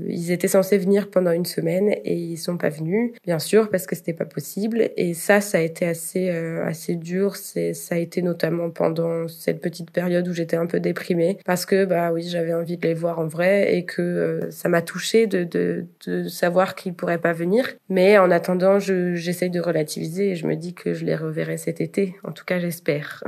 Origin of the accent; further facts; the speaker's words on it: Nantes, Pays de la Loire, France; moved away as an adult; also born or lived in Rennes, France; now in Austria; Comparé à Nantes, ma ville natale, et à Rennes, ma ville d'études